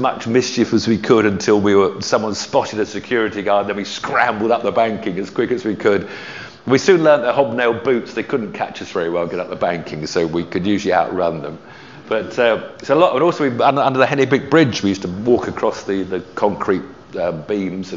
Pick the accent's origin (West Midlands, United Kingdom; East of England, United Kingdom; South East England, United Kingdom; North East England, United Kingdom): South East England, United Kingdom; Weybridge; also born or lived in Havant, Hampshire; So I was actually born in Havant, where my grandmother lived, and but as soon as I was about 3 months old, I was brought home to live here in Weybridge